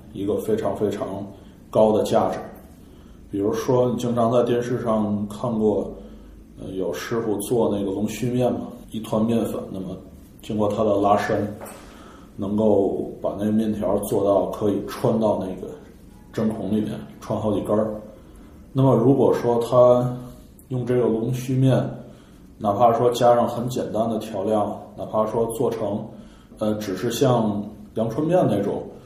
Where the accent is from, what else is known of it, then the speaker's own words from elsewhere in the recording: Tianjin, China; 我们天津人 清汤实际上我们不吃麻花儿